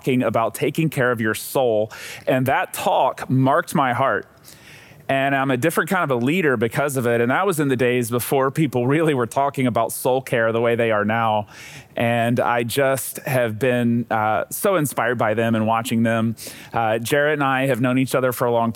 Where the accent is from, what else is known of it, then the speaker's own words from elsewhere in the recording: outskirts of Atlanta, Georgia, United States; now in San Diego, United States; I'm in San Diego, but I'm not originally from San Diego. I'm originally from the outskirts of Atlanta, Georgia